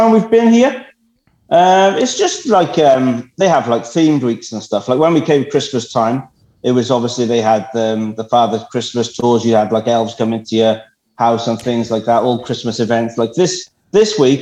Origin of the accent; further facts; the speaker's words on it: Cardiff, Wales, United Kingdom; Oh, I'm from Wales. I'm from South Wales.